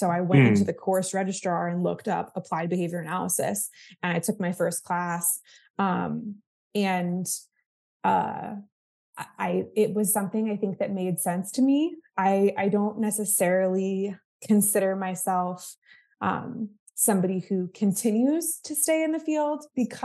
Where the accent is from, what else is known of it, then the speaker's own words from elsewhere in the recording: Florida, United States; also born or lived in Massachusetts; I grew up in Florida